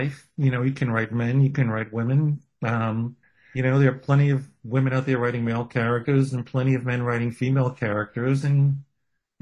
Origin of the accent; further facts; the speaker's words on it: New York City, New York, United States; I'm a kid from Brooklyn with a Jewish heritage